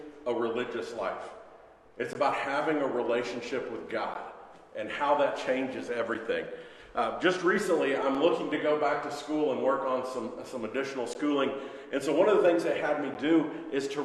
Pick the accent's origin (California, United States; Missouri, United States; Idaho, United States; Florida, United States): Missouri, United States; moved away as an adult; also born or lived in Philadelphia, Pennsylvania; My wife and I grew up in Missouri